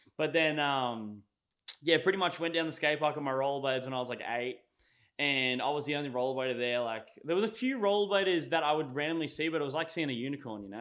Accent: Sunshine Coast, Queensland, Australia; also born or lived in Victoria, Australia; here on the Sunshine Coast, basically. And I did grade one and two there

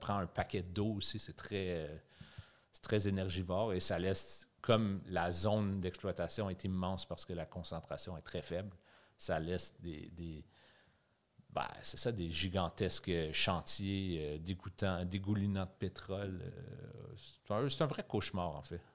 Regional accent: Gatineau, Quebec, Canada; moved away as an adult; now in Montreal, Canada; viens de Gatineau. C'est près d'Ottawa. C'est ailleurs au Québec.

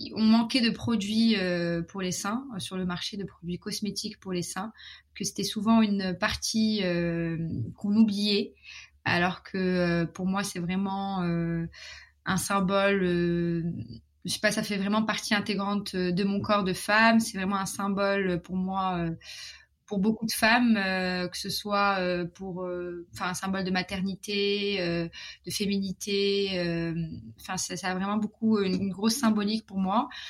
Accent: Morocco; moved away as an adult; also born or lived in Paris, France / London, United Kingdom / Shanghai, China; je suis marocaine, j'ai grandi au Maroc

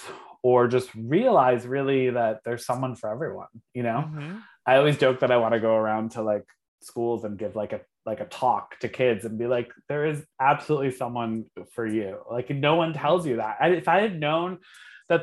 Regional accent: Connecticut, United States; moved away as an adult; also born or lived in Providence / San Francisco; I grew up in Connecticut. So I grew up in like a small town, Connecticut, went to Catholic school my whole life

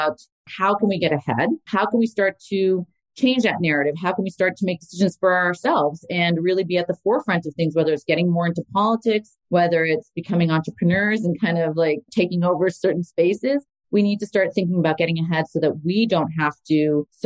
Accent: Boston, Massachusetts, United States; also born or lived in Canada / New York / Washington, D.C.; I'm born Canadian, but I have lived most of my life in the U.S., quite a long time of my life in the U.S., between Boston, New York, and Washington, D.C. I grew up in Boston

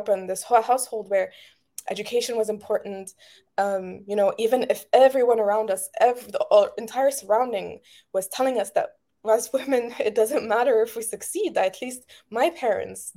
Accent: Egypt; growing up in Egypt

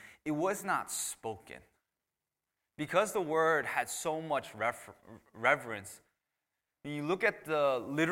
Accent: United States; first language English; growing up in a immigrant family, I was born here in America, by the way. So English was my first language

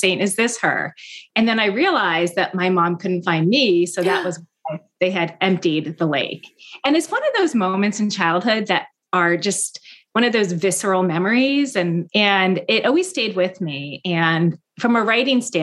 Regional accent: Mendham, New Jersey, United States; born or raised there; now in Boston, United States

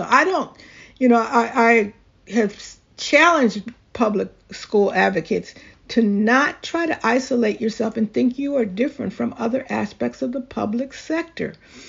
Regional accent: Philadelphia, Pennsylvania, United States; I grew up in Philadelphia at a time when if you wanted to traverse the city, you took public transportation.

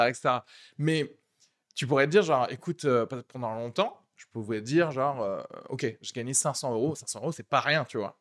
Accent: Toulouse, Occitania, France; moved away as an adult; now in Paris, France; elle et moi, on vient de Toulouse, on est arrivé genre juste il y a deux ans

